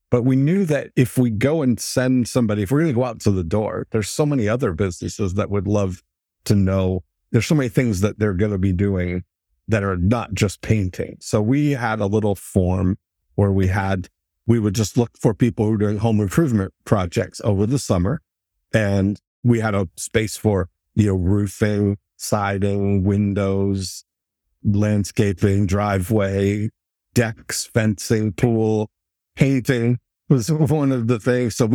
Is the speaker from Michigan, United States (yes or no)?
yes; Michigan, United States; I'm from Michigan.